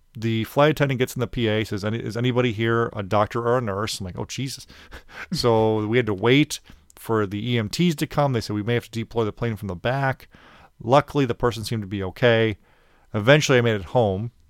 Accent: Chicago, Illinois, United States; I'm from Chicago

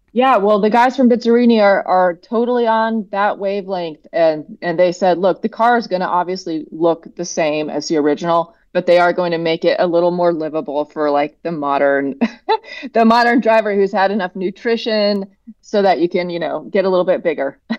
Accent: Oregon, United States; moved away; I'm from Oregon originally

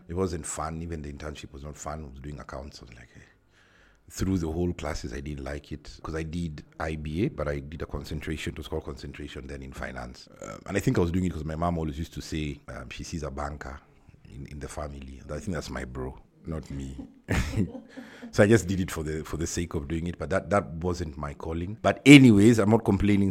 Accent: Nairobi, Kenya; I'm from Nairobi, Kenya.

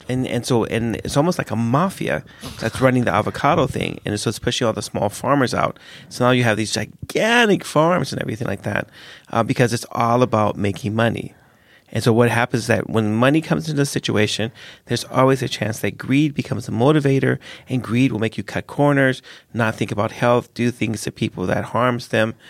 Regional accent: the hood in California, United States; I grew up in a really dangerous place. I didn't grow up in Europe, lack of guns. I grew up in America

